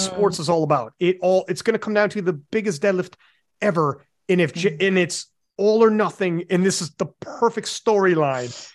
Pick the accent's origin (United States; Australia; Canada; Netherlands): Canada; I'm Canadian